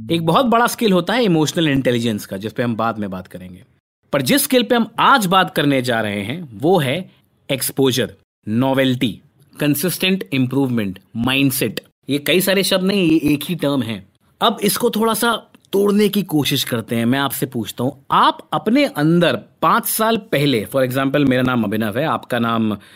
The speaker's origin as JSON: {"language": "Hindi", "town": "Kanpur", "region": "Uttar Pradesh", "country": "India", "moved": "yes", "said": "मैं तो भाई कानपुर से आया हुआ एक सीधा साधा लड़का था"}